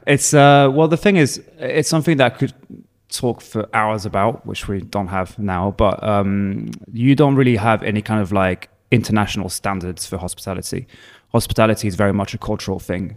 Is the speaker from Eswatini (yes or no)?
no; Provence-Alpes-Côte d'Azur, France; English is a second language; moved away as an adult; also born or lived in Hertfordshire, England; now in Berlin, Germany; I'm originally from France, south of France, Provence.